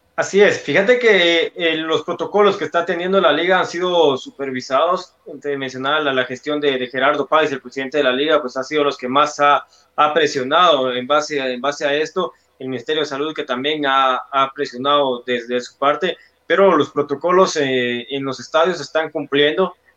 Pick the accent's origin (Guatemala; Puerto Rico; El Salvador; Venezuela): Guatemala; nosotros como, como guatemaltecos